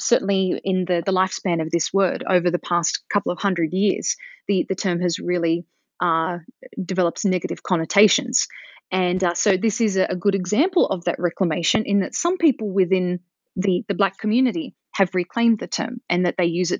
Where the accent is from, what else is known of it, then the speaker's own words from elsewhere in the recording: Australia; I didn't hear it very much growing up in Australia, and I don't hear it very much nowadays here